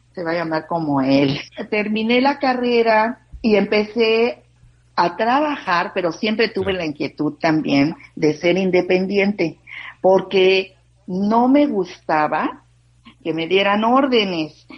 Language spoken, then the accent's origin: Spanish; Mexico; also born or lived in Rosarito, Baja California; en este momento me encuentro en mi país, en México.